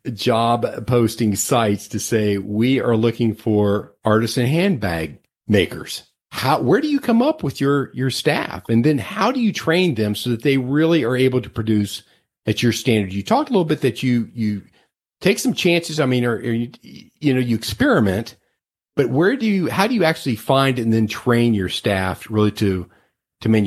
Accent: Cincinnati, Ohio, United States; I came from the Cincinnati area

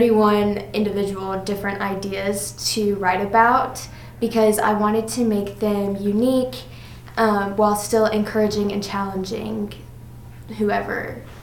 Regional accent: Rome, Georgia, United States; I am a fifth generation student from Rome.

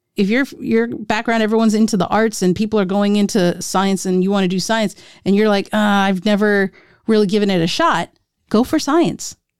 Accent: India; As an Indian, people had, have been wanting, uh, me, my sisters, to get married since we were twenty-one

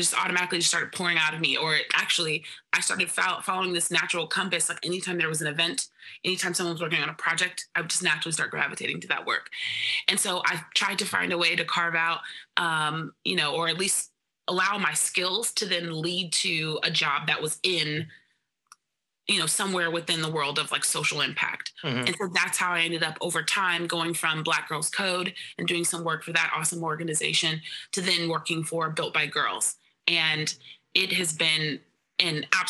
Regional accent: Bay Area, California, United States; now in New York, United States; I'm originally from the Bay Area, so I'm used to basically it being 65 or to 70 all the time year round.

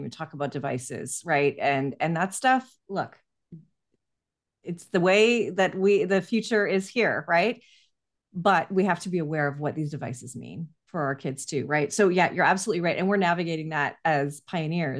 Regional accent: Canada; I'm Canadian, so we have a longer mat leave here

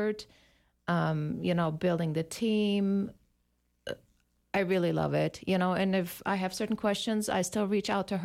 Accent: Germany; moved away as an adult; also born or lived in West Germany; now in United States; I'm born in East Germany and raised in West, so I spent a majority of my childhood in East Germany.

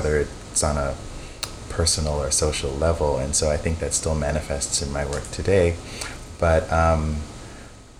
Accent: Bahamas; I was born in the Bahamas to Jamaican parents

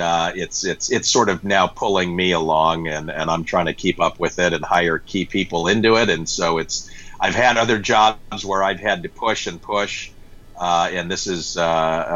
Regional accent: Denver, Colorado, United States; moved away as an adult; also born or lived in New York City; now in Bay Area, United States; I grew up in Denver and went off to college back east

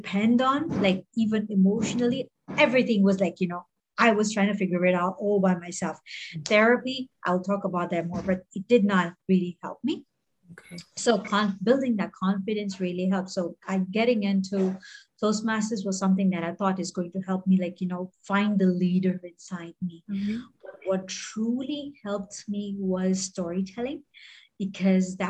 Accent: Bahrain; also born or lived in Mumbai, India; now in Hong Kong; I grew up in Bahrain

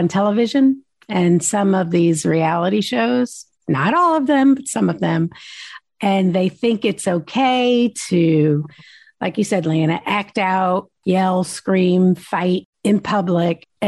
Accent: New Jersey, United States; my home state of New Jersey

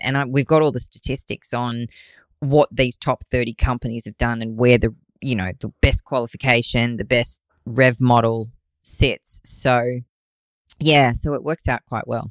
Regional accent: Australia; I'm an Aussie

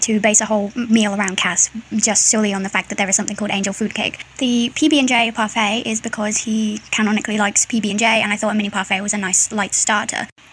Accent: United Kingdom; I'm British

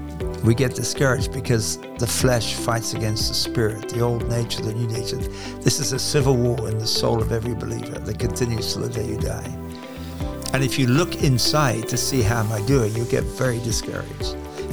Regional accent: England, United Kingdom; As you'll tell from my accent, I'm English, which means it's not an accent. It's the real thing. It's called English. And I'm from England.

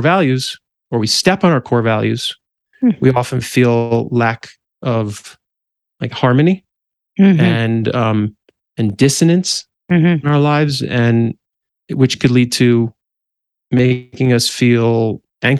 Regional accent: New Jersey, United States; also born or lived in Manhattan, New York / Brooklyn, New York; now in Colorado, United States; I'm from the East Coast, specifically New Jersey and then Manhattan and Brooklyn.

